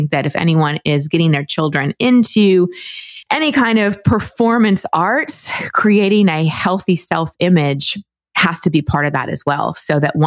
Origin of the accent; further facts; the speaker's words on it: Dallas, Texas, United States; also born or lived in Wisconsin; my parents grew up in Wisconsin, and so we moved to Dallas when I was barely 2.